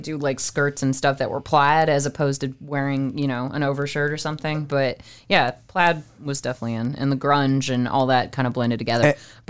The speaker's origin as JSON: {"language": "English", "area": "the South", "region": "Louisiana", "country": "United States", "tie": "born or raised there", "said": "We were raised in the South"}